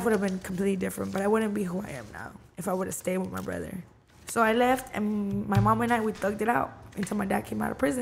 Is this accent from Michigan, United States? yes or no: no; Downey, California, United States; also born or lived in Watts, California / Montebello, California / Norwalk, California; was born in Watts. On 1990, December. I'm a Sagittarius baby. And I grew up in Downey from then on